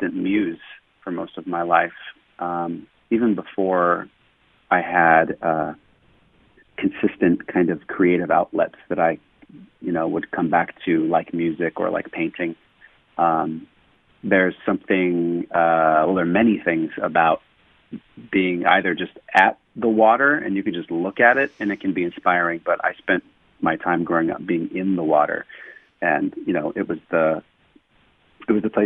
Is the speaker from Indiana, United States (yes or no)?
no; Los Angeles, California, United States; also born or lived in Calabasas, California; I grew up in Woodland Hills from when I was a little kid, and I moved to Calabasas when I think I was about 11